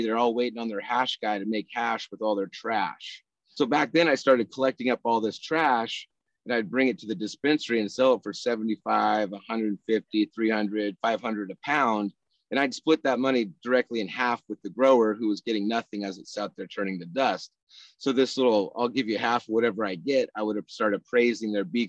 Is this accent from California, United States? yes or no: yes; Rough and Ready, California, United States; moved away as an adult; now in San Antonio, United States; I'm from Northern California, foothills, rough and ready California, near Grass Valley, Nevada City, up in Nevada County